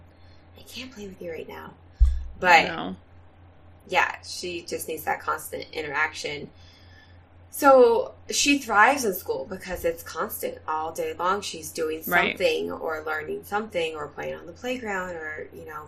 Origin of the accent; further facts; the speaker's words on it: Southern California, United States; now in Central Valley, California, United States; When I was a kid, I grew up in Southern California